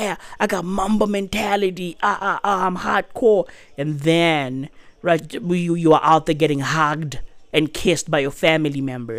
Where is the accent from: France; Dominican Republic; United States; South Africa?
South Africa; I'm a South African